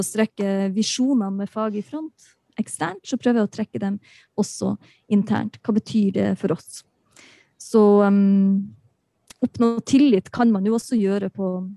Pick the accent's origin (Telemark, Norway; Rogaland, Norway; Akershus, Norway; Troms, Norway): Troms, Norway; Balsfjord; jeg kommer fra Balsfjord, jeg kommer fra nord